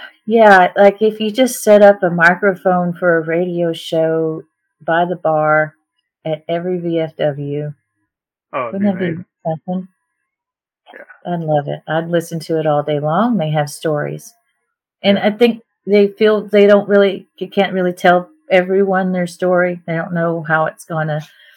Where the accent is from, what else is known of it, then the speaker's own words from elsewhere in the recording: Somerset, Kentucky, United States; my hometown, Somerset, Kentucky